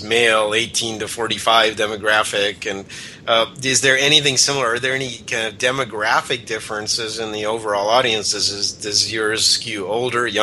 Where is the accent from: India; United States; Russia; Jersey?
Russia; moved away; I was born in Russia